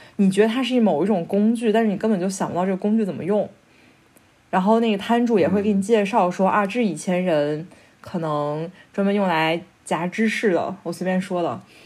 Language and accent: Chinese; China; moved away as an adult; also born or lived in Kassel, Germany; now in Berlin, Germany; 我是中国人